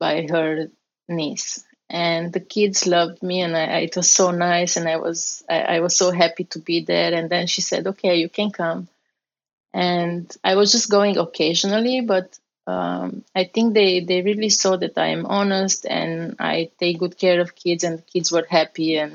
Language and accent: English; Romania; English is a second language; moved away as an adult; also born or lived in Strasbourg, France; now in United States; I came from Romania with an exchange program